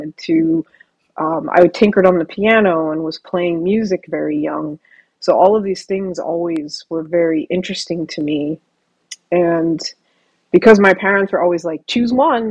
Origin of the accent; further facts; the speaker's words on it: Ohio, United States; moved away; also born or lived in Vancouver; So where I am physically is in Vancouver, in the Great White North. And I am from Ohio